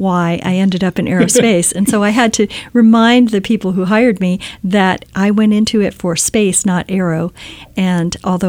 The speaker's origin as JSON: {"language": "English", "town": "Key West", "region": "Florida", "country": "United States", "tie": "born or raised there", "moved": "yes", "lives_now": "Silicon Valley, United States", "said": "I grew up in Key West, Florida, so way at the bottom of the Florida Keys."}